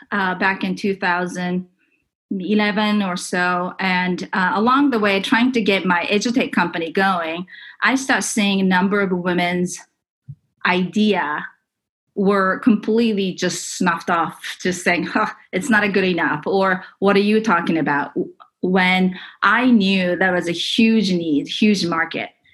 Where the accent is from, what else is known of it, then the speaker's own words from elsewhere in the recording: Japan; moved away as an adult; also born or lived in California; I grew up in Japan